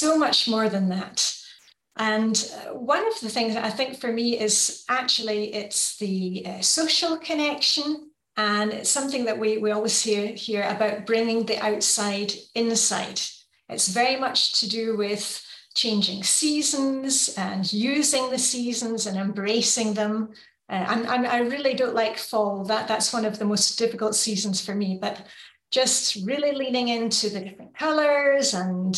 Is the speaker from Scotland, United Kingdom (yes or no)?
yes; Edinburgh, Scotland, United Kingdom; moved away as an adult; also born or lived in Luxembourg; now in Denmark; I'm from Edinburgh in Scotland